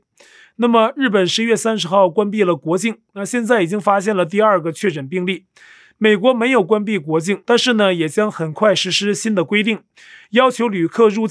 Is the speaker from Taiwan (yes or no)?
yes; northern Taiwan, Taiwan; 我是北部人，这边有些老一辈的朋友亲戚啊都觉得统一好